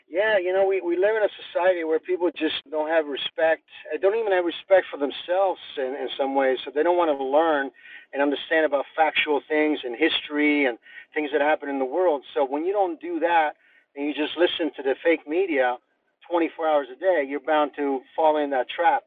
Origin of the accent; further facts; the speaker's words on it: Rome, Lazio, Italy; now in United States; we grew up in Rome, and we grew up in Europe